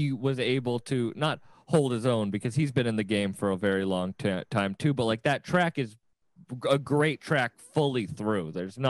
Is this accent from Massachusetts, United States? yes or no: yes; Massachusetts, United States; I'm in New York right now staying with my lovely producers, Ani and Irish's place. But I'm from Massachusetts.